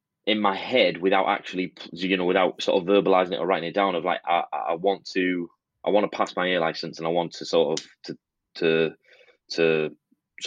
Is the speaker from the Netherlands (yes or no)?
no; Middlesbrough, North East England, United Kingdom; I'm from Middlesbrough